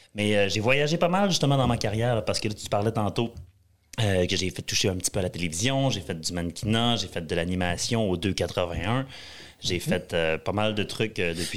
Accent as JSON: {"language": "French", "town": "Jonquière", "region": "Quebec", "country": "Canada", "tie": "born or raised there", "also_born_or_lived": "Western Canada", "moved": "as an adult", "said": "j'ai grandi à Jonquière, au Saguenay"}